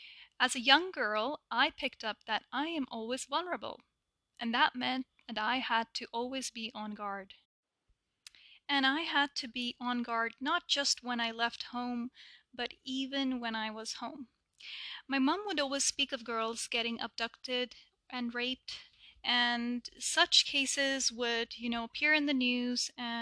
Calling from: Toronto, Ontario, Canada; I'm reaching you from Toronto, Canada.

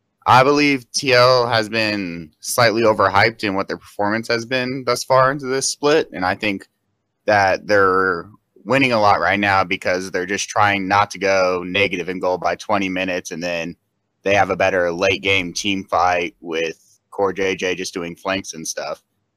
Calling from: Kansas City, Missouri, United States; Kansas City, Missouri.

